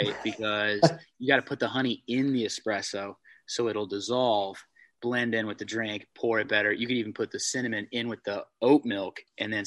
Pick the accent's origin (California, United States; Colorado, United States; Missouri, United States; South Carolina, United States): California, United States; San Diego; moved away as an adult; also born or lived in Tennessee; now in Wisconsin, United States; I grew up in California. I was born and raised in San Diego